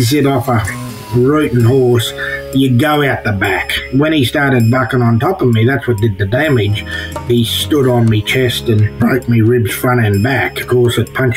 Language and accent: English; near Longreach, Queensland, Australia; when we were little fellas being brought up on my home country, which my brothers are on now, we used to come over to Longreach